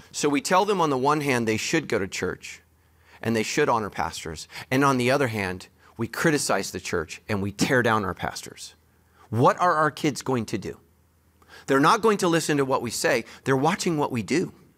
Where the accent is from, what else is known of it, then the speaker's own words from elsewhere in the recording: United States; I'm American